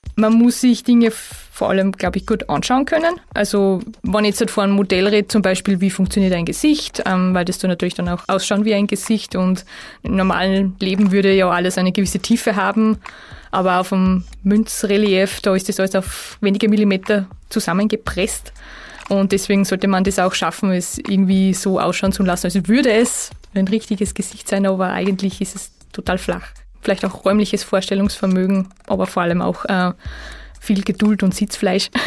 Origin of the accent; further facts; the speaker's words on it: Salzkammergut, Austria; moved away; ich bin im Salzkammergut geboren und aufgewachsen und eigentlich auch noch fast jedes Wochenende dort